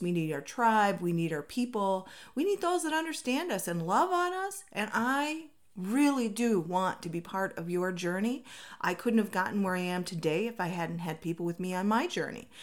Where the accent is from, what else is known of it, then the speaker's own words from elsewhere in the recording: Minnesota, United States; now in Arizona, United States; I come from Minnesota where it rains, like, all the time